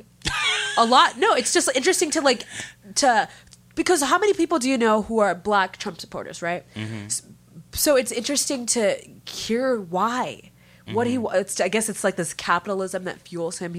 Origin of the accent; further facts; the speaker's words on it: Massachusetts, United States; I'm American. I was born and raised in Massachusetts